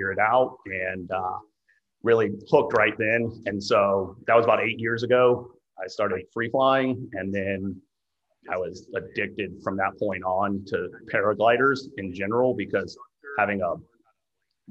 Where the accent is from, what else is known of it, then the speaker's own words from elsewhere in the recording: Florida, United States; I grew up in Florida